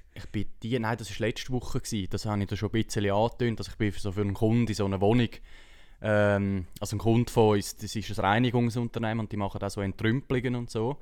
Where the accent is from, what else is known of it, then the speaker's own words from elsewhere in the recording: Erlenbach, Switzerland; bei uns in Erlenbach